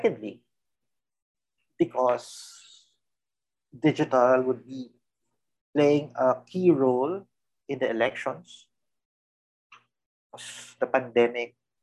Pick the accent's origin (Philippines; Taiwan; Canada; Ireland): Philippines; we are Filipinos first